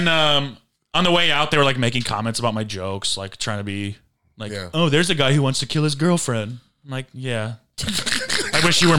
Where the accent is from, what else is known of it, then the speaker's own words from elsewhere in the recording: Michigan, United States; I'm from Michigan